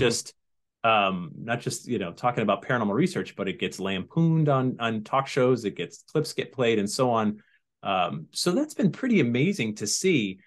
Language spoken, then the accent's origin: English; Sandy Hook, Connecticut, United States; also born or lived in Massachusetts; I was born in Massachusetts, but I grew up in Sandy Hook, Connecticut